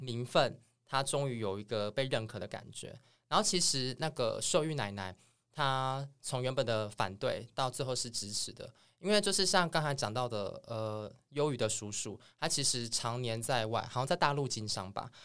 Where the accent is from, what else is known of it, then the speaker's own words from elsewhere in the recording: Changhua County, Taiwan; 我是彰化人